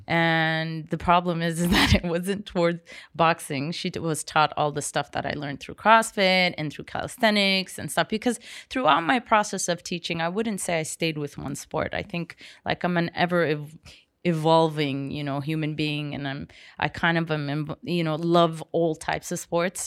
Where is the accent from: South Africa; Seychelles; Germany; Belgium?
Seychelles; I was raised watching Jaws in Seychelles